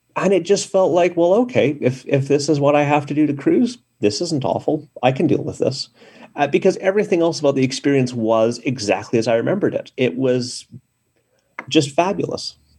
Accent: Canada; I'm Canadian

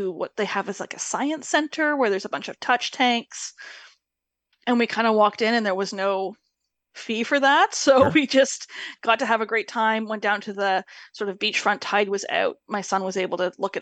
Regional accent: Canada; We are Canadian, and we're not from that part of Canada

